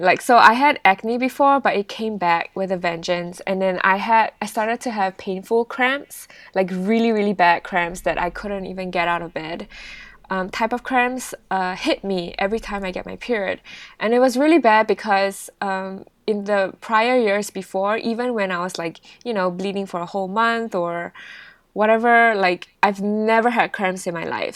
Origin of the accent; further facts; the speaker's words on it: Singapore; moved away; also born or lived in United Kingdom; I'm actually Singaporean